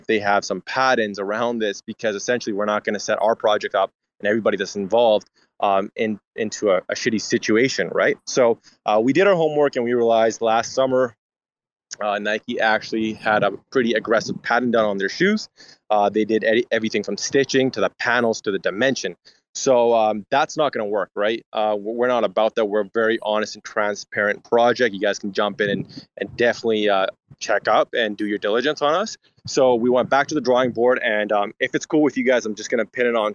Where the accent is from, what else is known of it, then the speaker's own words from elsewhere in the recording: Vancouver, British Columbia, Canada; We're from Vancouver, BC, Canada